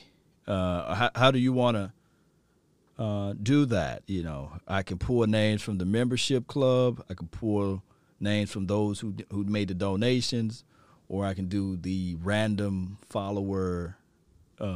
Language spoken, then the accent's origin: English; Mississippi, United States; now in Texas, United States; I'm from Mississippi